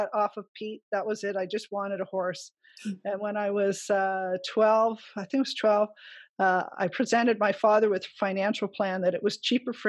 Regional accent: Ottawa, Ontario, Canada; moved away; also born or lived in British Columbia / Alberta; I grew up in Ottawa in the city

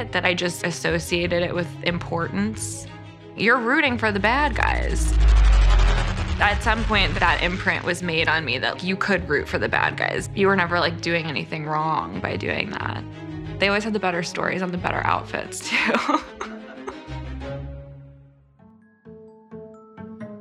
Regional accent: New York, United States; I grew up in New York

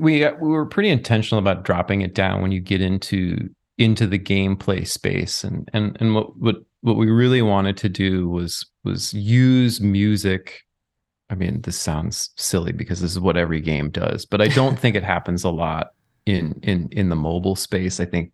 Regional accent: Lanesboro, Minnesota, United States; I grew up in Lanesboro, Minnesota.

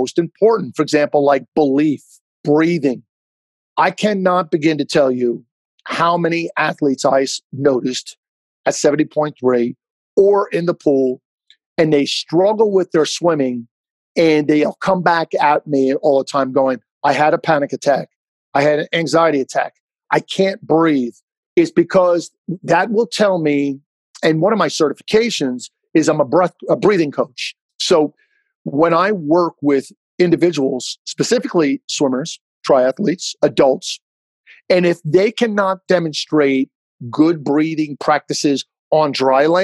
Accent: Jersey Shore, New Jersey, United States; growing up on the Jersey Shore

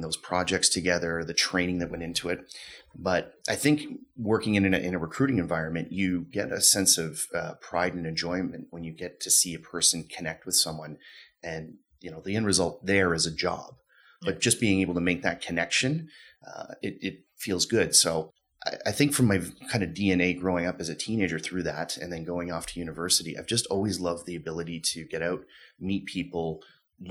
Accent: Ottawa, Ontario, Canada; also born or lived in Toronto; now in Calgary, Canada; Growing up in Ottawa, I had spent a lot of summers working at a company that my dad had led

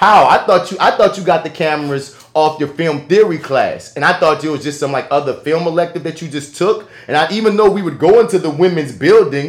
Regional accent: United States; being an American

